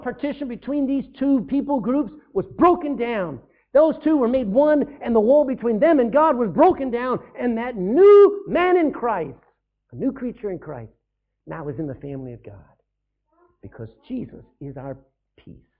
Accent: Texas, United States; I'm no longer a Texan. Yeah, I was born in Texas

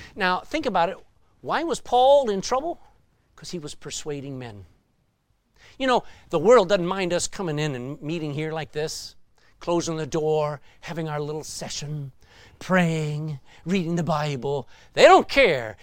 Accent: Texas, United States; I'm a Texan

